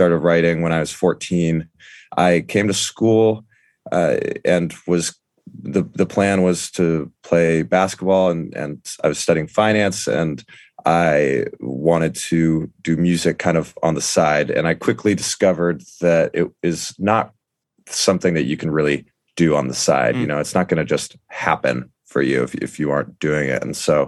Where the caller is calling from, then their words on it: Brooklyn, New York, United States; It's on the edge of Park Slope in Brooklyn.